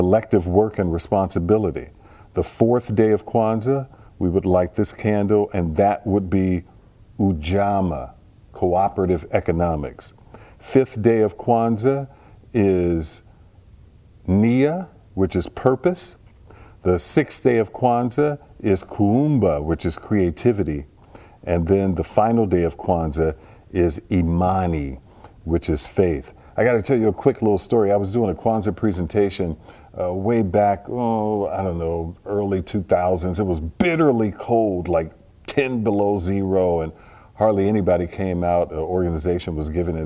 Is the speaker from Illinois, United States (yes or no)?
yes; Chicago, Illinois, United States; I was a child growing up in Chicago